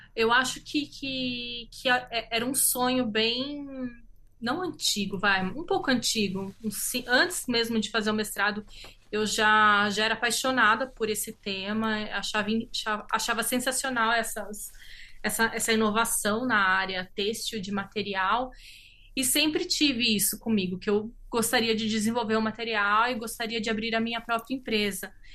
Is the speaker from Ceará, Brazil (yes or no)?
no; São Paulo, Brazil; sou do estado de São Paulo, né? Eu sou brasileira e italiana.